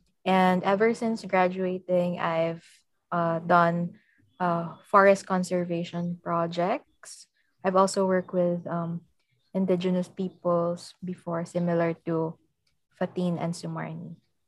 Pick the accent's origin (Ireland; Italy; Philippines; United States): Philippines; I'm from the Philippines.